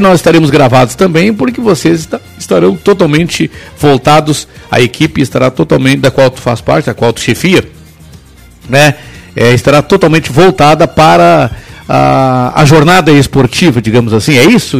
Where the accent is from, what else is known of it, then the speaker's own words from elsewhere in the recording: São Gabriel, Rio Grande do Sul, Brazil; also born or lived in São Sepé; Até os 18 anos eu morava no interior. Mas aí eu vou pular um pouquinho lá na minha cidade, chamada São Gabriel